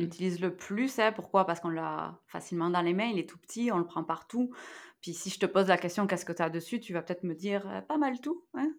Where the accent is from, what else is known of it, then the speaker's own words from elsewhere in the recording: near Toulouse, Occitania, France; moved away; je suis française. Hein. Euh, j'ai euh, grandi à côté de Toulouse, hein, donc dans le sud-ouest.